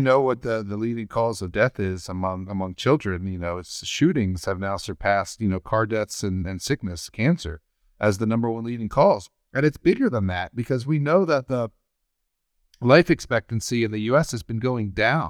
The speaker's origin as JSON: {"language": "English", "town": "Baltimore", "region": "Maryland", "country": "United States", "tie": "born or raised there", "moved": "yes", "lives_now": "Washington State, United States", "said": "my home state of Baltimore"}